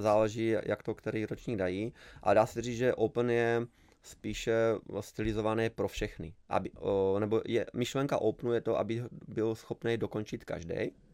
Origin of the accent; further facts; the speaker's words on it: Lazy pod Makytou, Trenčín Region, Slovakia; Czech is a second language; moved away as an adult; now in Czech Republic; já jsem z malé vesnice, úplně z pohraničí, Lázy pod Makitou se to jmenuje